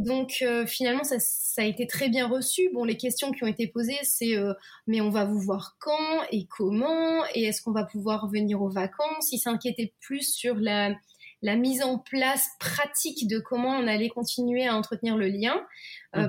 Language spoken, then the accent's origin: French; Lille, Hauts-de-France, France; moved away as an adult; also born or lived in Belgium / United States; now in Japan; moi, je suis lilloise, donc je suis du nord de la France